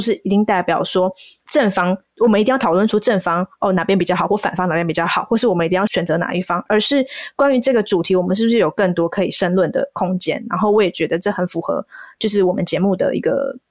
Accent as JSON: {"language": "Chinese", "country": "Taiwan", "tie": "born or raised there", "said": "我身在台湾，然后我在哪里出生"}